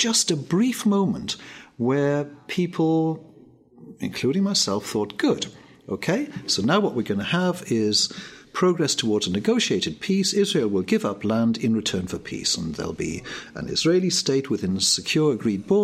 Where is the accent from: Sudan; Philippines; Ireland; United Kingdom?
United Kingdom; Cardiff, Wales; I'm Welsh, born and bred